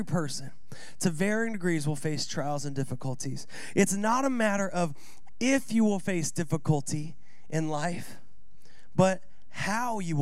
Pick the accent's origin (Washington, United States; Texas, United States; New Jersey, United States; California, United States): Washington, United States; Seattle; born or raised there